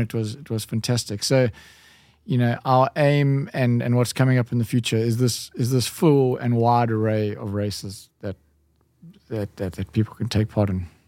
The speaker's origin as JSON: {"language": "English", "town": "Durban", "region": "KwaZulu-Natal", "country": "South Africa", "tie": "born or raised there", "moved": "yes", "lives_now": "Cape Town, South Africa", "said": "I grew up in Durban"}